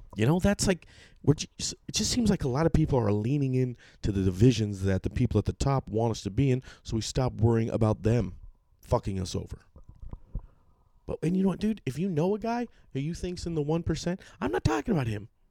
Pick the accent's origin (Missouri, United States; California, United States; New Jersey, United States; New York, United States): California, United States; Sacramento; I am from Sacramento. I tend to rep Sacramento pretty hard